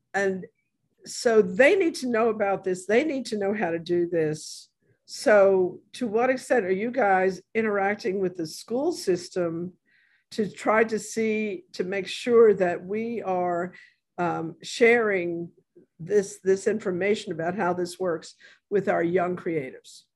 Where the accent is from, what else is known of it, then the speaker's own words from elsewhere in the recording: New York, United States; now in New Orleans, United States; I am from New York